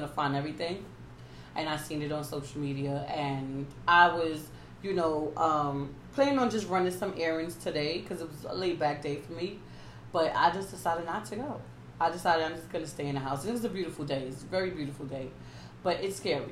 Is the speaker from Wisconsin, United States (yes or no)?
no; New York City, New York, United States; as a New Yorker